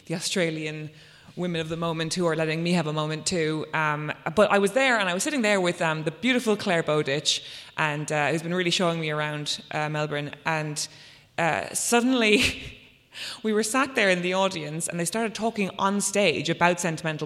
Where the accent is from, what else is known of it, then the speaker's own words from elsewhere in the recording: Ireland; I was a teenager growing up in Ireland in 2002